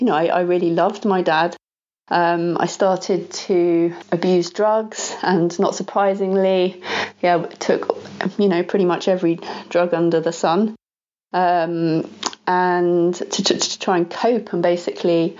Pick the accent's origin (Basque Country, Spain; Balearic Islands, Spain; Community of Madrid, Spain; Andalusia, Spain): Balearic Islands, Spain; Ibiza; I was born in Ibiza, which is a small island off the coast of Spain